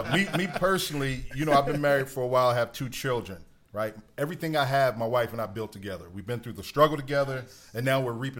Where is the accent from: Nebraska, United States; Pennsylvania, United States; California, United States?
Pennsylvania, United States; Philadelphia; I'm absolutely from Philly. South Philly for sure. Born okay. and raised.